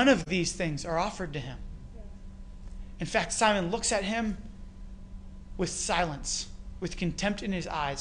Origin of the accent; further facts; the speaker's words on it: Canada; accent: Canadian; my Canadian accent came out there.